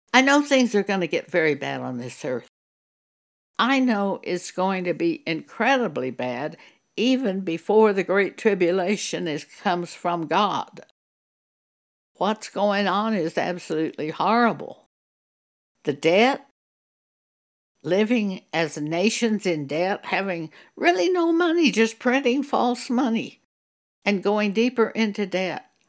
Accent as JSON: {"language": "English", "town": "Broadview", "region": "New Mexico", "country": "United States", "tie": "born or raised there", "also_born_or_lived": "Clovis, New Mexico", "said": "we lived in a s, very small village called Broadview."}